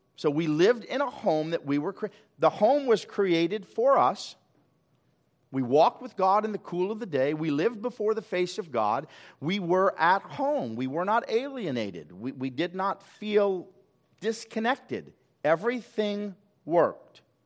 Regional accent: Los Angeles, California, United States; We grew up in Hollywood, and I occasionally drive by.

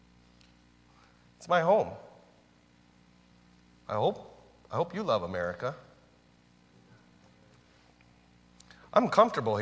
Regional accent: United States; I'm an American

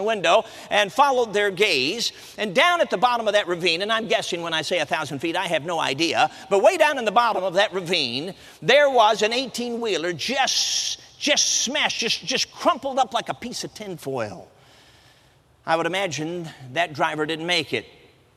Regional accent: Chicago, Illinois, United States; now in Michigan, United States; Now, I'm a city kid. I grew up in Chicago. I'm based out of Michigan now.

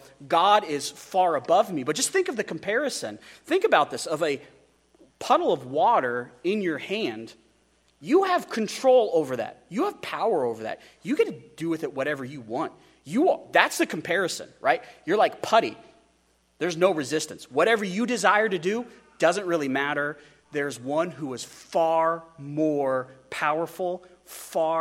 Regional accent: United States; We as Americans

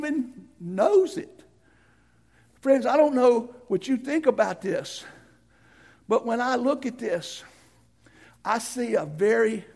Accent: United States; I'm an American

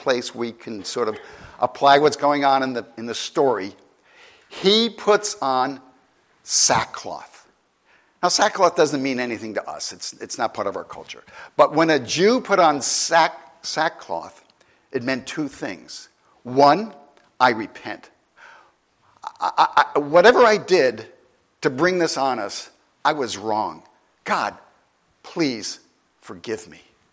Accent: New York, United States; I'm from New York

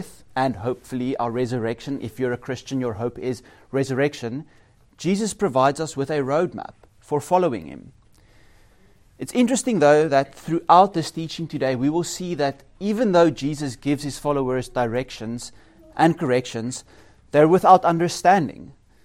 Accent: South Africa; now in Norway; As a South African

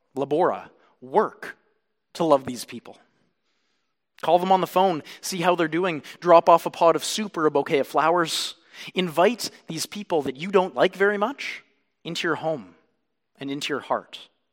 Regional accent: Canada; I am a Canadian

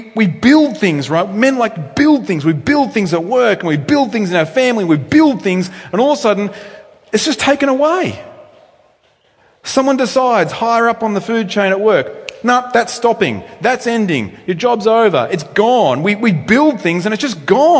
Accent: Australia; I'm an Australian male

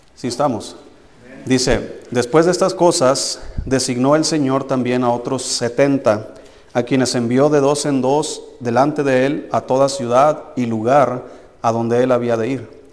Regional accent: Tequila, Jalisco, Mexico; moved away; mi pueblo se llama Tequila, Jalisco

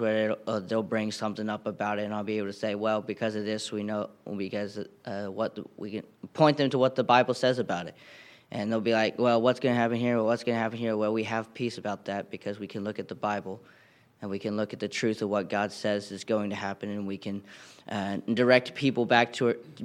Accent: Shelby, North Carolina, United States; I'm from Shelby, North Carolina.

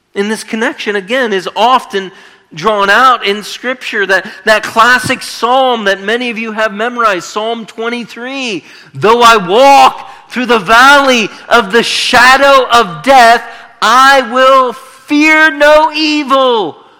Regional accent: Northeastern Ohio, United States; moved away as an adult; also born or lived in California; I'm from Northeastern Ohio

